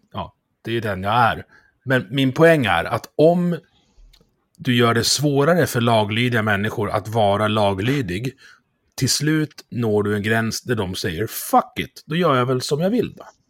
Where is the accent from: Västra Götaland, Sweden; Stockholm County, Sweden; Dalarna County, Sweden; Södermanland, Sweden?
Dalarna County, Sweden; jag är från Dalarna